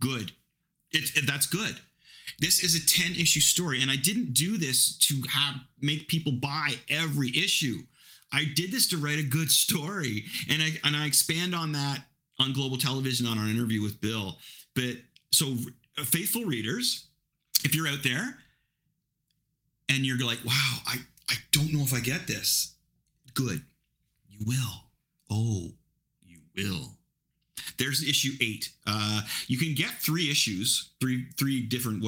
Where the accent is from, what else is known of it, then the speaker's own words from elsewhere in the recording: Ingersoll, Ontario, Canada; I grew up in Ingersoll